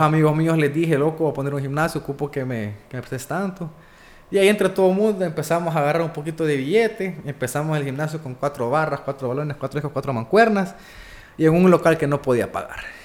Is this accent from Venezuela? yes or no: no; Honduras; nací en Honduras